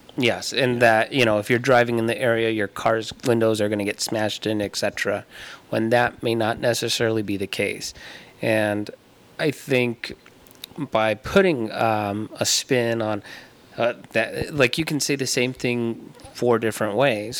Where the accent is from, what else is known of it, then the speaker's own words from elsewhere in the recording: Tucson, Arizona, United States; I was born and raised here in Tucson